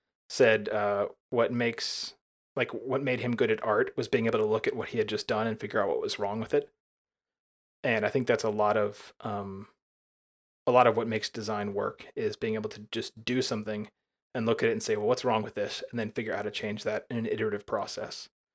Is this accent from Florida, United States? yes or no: no; Alabama, United States; You know, when I was growing up in Alabama, we did not have, we never bought cable at my parents' house.